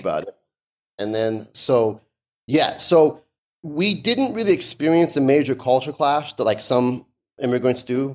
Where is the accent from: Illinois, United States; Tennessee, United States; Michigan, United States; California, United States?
California, United States; Los Angeles; English is a second language; also born or lived in Tehran, Iran / London, England; I grew up in Canoga Park, which is an area that's like in the San Fernando Valley